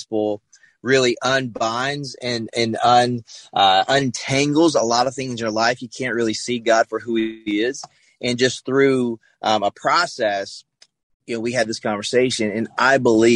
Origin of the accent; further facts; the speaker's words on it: the South, United States; I grew up in the South